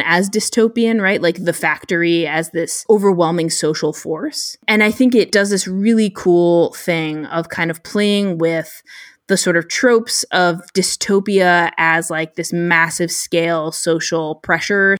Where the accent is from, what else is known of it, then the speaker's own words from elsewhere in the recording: United States; as an American reader